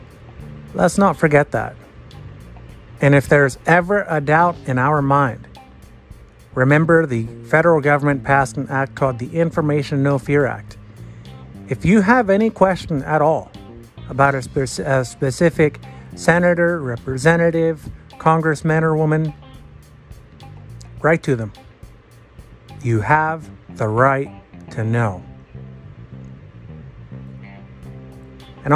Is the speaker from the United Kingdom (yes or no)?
no; United States